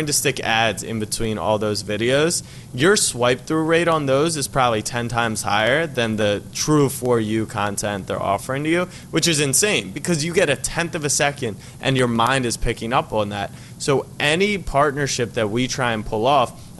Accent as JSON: {"language": "English", "region": "Maryland", "country": "United States", "tie": "born or raised there", "also_born_or_lived": "Texas", "moved": "as an adult", "lives_now": "New York, United States", "said": "I grew up in Maryland, and then I moved to New York."}